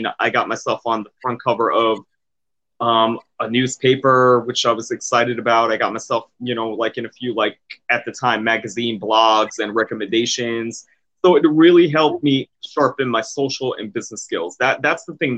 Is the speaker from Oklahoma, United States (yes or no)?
no; New York City, New York, United States; moved away as an adult; also born or lived in Manhattan / Bronx / Brooklyn / Jersey City; now in Atlantic City, United States; I grew up in Queens, New York.